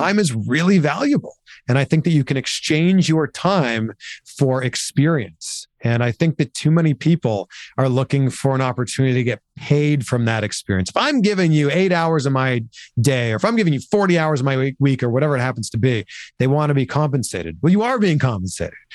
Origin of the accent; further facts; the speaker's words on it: Pickering, Ontario, Canada; I grew up in Canada, just outside of Toronto, in a town called Pickering, so just east of Toronto